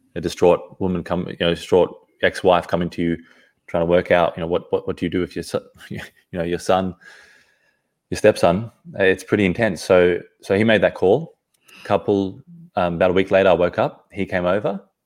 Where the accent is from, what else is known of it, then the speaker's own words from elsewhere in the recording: Sydney, New South Wales, Australia; also born or lived in Johannesburg, South Africa; now in Perth, Australia; I was originally from Sydney, the East Coast. And yeah, so I was born in South Africa, Johannesburg when I was two. And, uh, when I was about two, I ca-, came to Sydney, Australia.